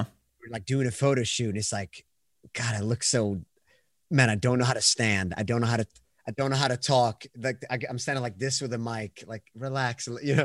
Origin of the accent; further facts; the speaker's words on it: Sweden; accent: Swedish; English is a second language; I'm from Sweden, so once again, it's gonna sound where I'm gonna be like the foreigner that can't say words.